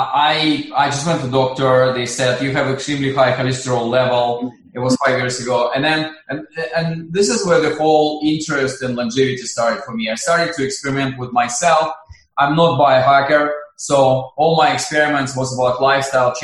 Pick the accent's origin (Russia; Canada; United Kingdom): Russia; I'm originally from Russia.